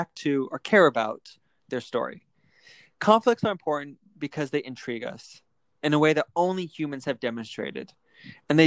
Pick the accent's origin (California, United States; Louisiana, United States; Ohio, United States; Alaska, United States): Alaska, United States; I'm from Alaska.